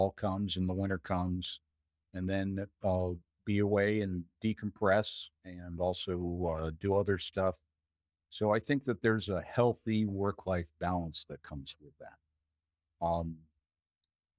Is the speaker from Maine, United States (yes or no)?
yes; Maine, United States; also born or lived in Minnesota; now in Alaska, United States; after growing up in Maine and being in Minnesota